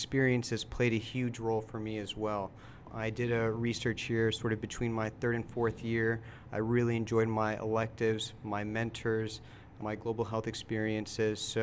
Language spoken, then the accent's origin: English; Houston, Texas, United States; I'm born and raised in Houston.